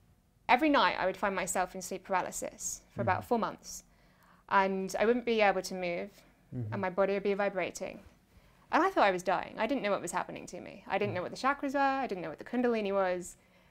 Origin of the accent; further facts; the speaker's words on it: England, United Kingdom; Yeah, a definition of a British mainstream child, I guess.